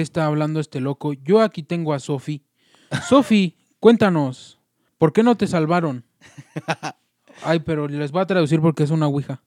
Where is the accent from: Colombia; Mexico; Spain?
Mexico; como mexicanos